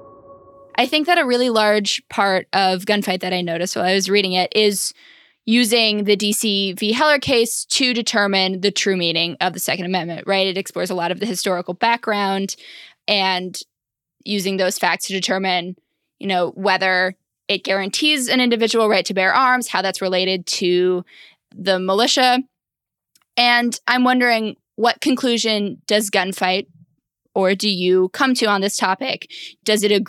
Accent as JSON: {"language": "English", "region": "Missouri", "country": "United States", "said": "I'm from Missouri"}